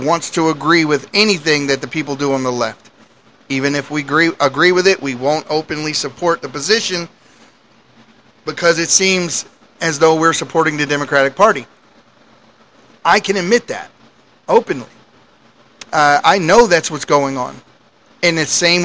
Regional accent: United States; As American citizens

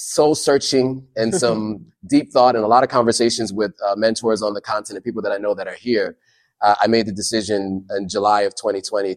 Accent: Sierra Leone; moved away; I'm Sierra Leonean

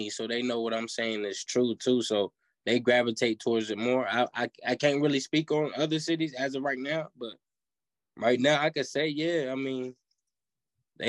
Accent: Johnson City, Tennessee, United States; I'm from Johnson City, Tennessee

